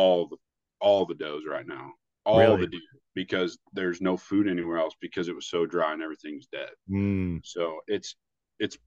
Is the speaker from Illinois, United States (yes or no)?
yes; Southern Illinois, United States; now in Iowa, United States; where I grew up in Southern Illinois